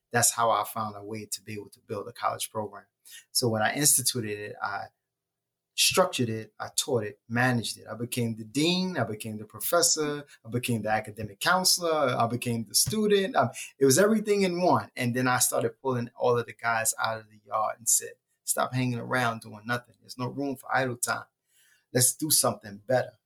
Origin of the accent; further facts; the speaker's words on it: New York City, New York, United States; So I'm from Brooklyn, um, and I was born in Bedford Stuyvesant.